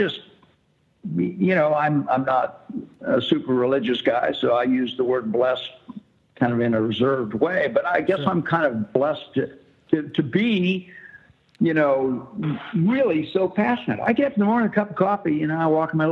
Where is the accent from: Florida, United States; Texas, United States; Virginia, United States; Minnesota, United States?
Florida, United States; I grew up in Florida and snorkeled and stuff.